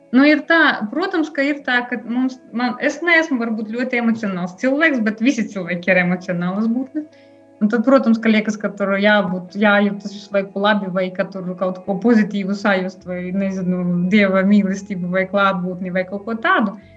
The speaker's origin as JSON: {"language": "Latvian", "area": "Ilūkste Municipality", "region": "Latgale", "country": "Latvia", "moved": "yes", "lives_now": "Daugavpils, Latvia", "said": "Bet es nāku no Ilūkstas novada, tādiem laukiem, Tur joprojām dzīvo mani vecāki."}